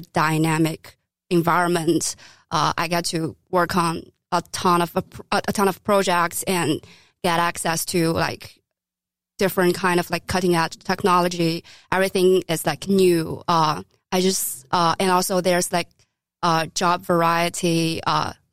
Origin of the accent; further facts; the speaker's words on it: China; moved away as an adult; now in New York City, United States; I grew up in China